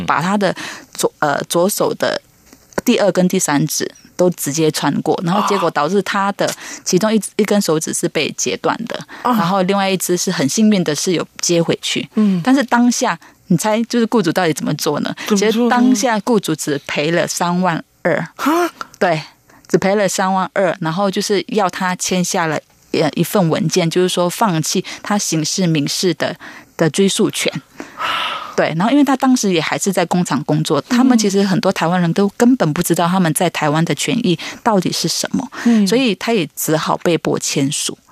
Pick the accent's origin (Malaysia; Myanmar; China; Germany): Malaysia; moved away as an adult; also born or lived in Tamsui, Taiwan; now in Taiwan; 因为我是来自马来西亚